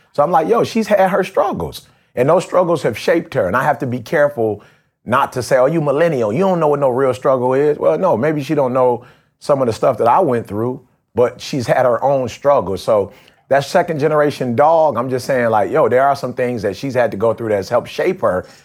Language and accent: English; Detroit, Michigan, United States; growing up in Detroit